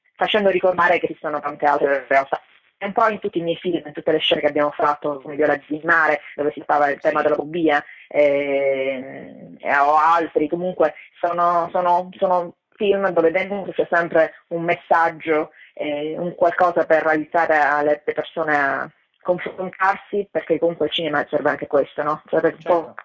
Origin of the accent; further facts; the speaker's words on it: Italy; moved away as an adult; also born or lived in Los Angeles, United States; ero più una straniera nel mio paese che di quanto non lo fossi in America